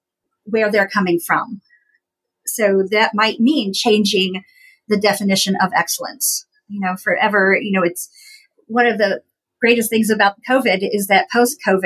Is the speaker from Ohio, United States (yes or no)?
yes; Appalachian Ohio, United States; I grew up in Appalachian, Ohio. So if anybody is familiar with that area, down in southeastern Ohio where I grew up